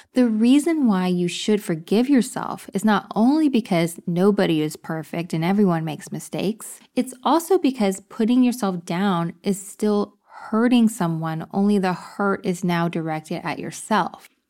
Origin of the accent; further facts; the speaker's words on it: Texas, United States; also born or lived in upstate New York; now in New York, United States; I'm from Texas.